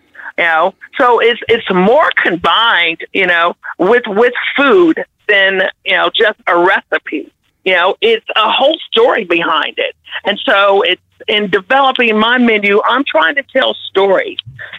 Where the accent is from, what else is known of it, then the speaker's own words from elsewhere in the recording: Kansas City, Missouri, United States; I grew up with a family of great cooks. I grew up in the Midwest.